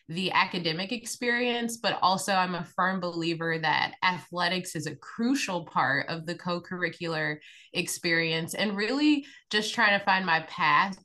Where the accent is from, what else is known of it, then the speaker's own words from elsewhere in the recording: Indiana, United States; grew up in Indiana, grew up in a basketball family.